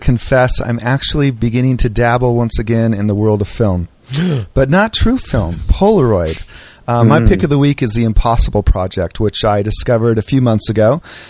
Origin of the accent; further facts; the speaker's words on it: Arizona, United States; born there; especially not since I was born in Arizona.